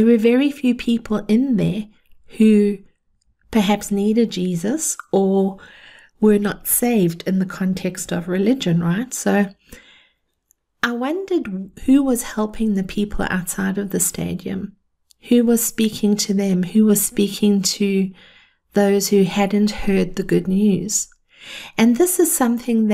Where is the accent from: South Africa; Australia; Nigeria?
South Africa; I grew up in South Africa